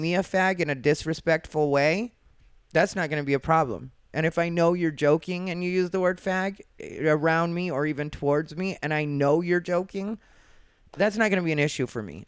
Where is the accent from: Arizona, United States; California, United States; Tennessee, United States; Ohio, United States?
Arizona, United States; I'm from Arizona